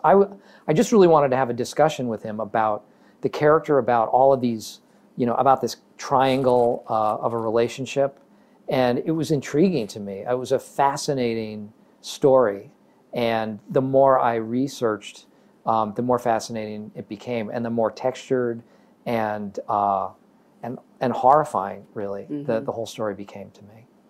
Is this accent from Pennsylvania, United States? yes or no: no; Massachusetts, United States; moved away; also born or lived in Chicago / New York; where I grew up in Massachusetts